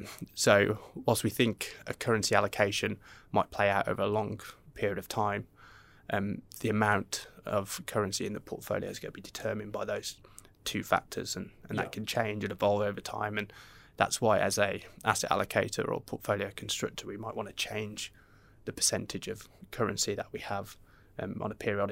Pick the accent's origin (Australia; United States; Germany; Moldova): Australia; especially being an Australian investor, where historically we've had quite high amounts of carry because of interest rate differentials